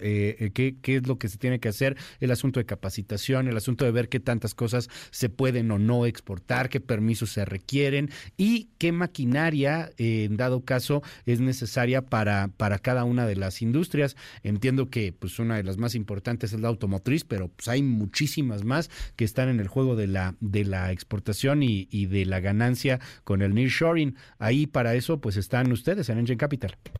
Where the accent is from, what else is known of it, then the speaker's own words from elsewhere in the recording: Mexico; México, al ser el socio comercial importantísimo que somos de Estados Unidos